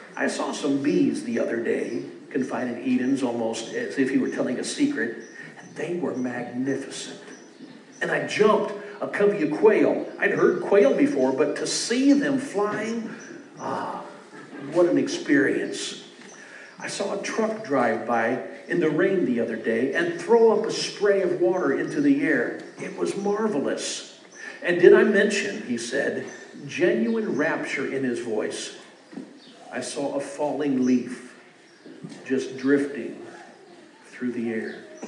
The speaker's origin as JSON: {"language": "English", "town": "Beaufort", "region": "Missouri", "country": "United States", "tie": "born or raised there", "also_born_or_lived": "St. Louis, Missouri", "said": "Growing up in Beaufort"}